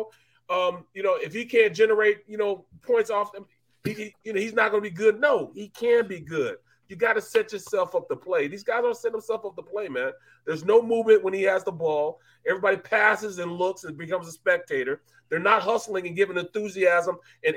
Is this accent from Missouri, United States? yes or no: yes; St. Louis, Missouri, United States; I'm from St. Louis